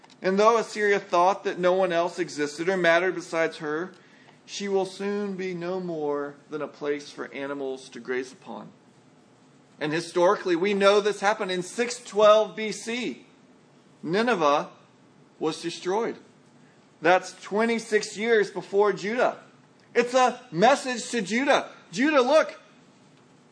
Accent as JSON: {"language": "English", "town": "San Antonio", "region": "Texas", "country": "United States", "tie": "born or raised there", "moved": "yes", "said": "grew up in San Antonio"}